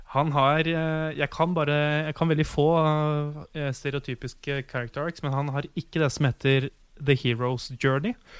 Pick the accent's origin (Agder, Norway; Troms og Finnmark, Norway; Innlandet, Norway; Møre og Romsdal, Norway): Innlandet, Norway; Ottestad; moved away; huset hjemme i Otstad